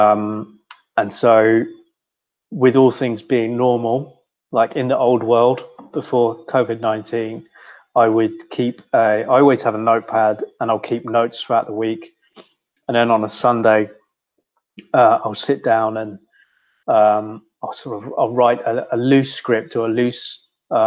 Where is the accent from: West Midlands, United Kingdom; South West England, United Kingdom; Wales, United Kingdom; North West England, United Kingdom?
South West England, United Kingdom; Swindon; moved away as an adult; now in Australia; I'm from Swindon